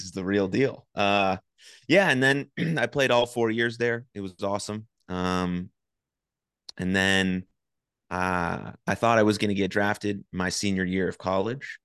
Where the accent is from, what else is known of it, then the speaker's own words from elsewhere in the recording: San Francisco, California, United States; now in Dallas, United States; I grew up in San Francisco. I currently live in, in Dallas.